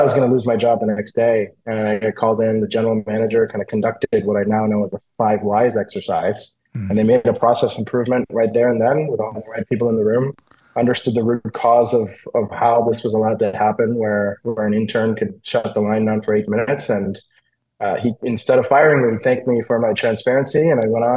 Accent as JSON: {"language": "English", "town": "Toronto", "region": "Ontario", "country": "Canada", "tie": "born or raised there", "moved": "as an adult", "lives_now": "Detroit, United States", "said": "my hometown of Toronto"}